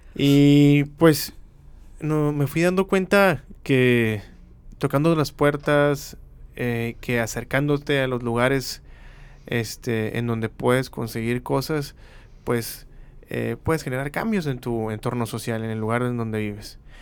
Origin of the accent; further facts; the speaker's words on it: Mexicali, Baja California, Mexico; soy de aquí, de Mexicali